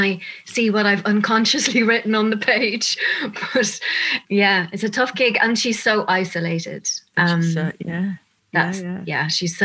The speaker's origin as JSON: {"language": "English", "town": "Dublin", "region": "Leinster", "country": "Ireland", "also_born_or_lived": "London", "moved": "as an adult", "said": "I'm from Dublin. I lived in London for about 13 years as I was an actress over there, but I'm back 10 years"}